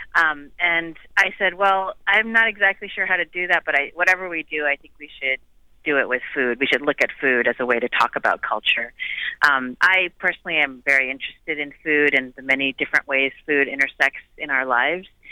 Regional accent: Midwest, United States; now in Los Angeles, United States; I grew up in the Midwest

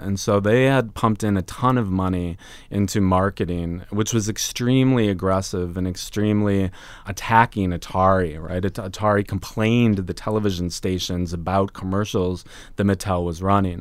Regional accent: Minneapolis, Minnesota, United States; I grew up in Minneapolis, in the suburbs of Minneapolis yeah. So Minnesota boy

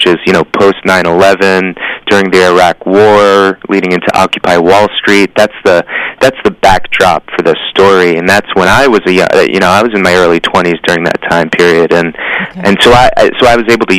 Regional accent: Newton, Massachusetts, United States; moved away as an adult; now in New York City, United States; I grew up in the Boston area

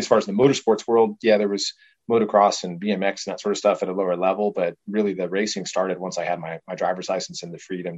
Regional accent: Illinois, United States; born there; I was born out in Chicago, or small little town outside of Chicago, actually, and then kind of hopped around.

